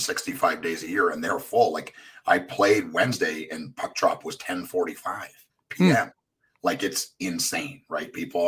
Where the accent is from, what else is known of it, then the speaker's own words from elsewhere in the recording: mid Ontario, Canada; moved away as an adult; now in Nashville, United States; I grew up in Canada in this little town in the middle of nowhere.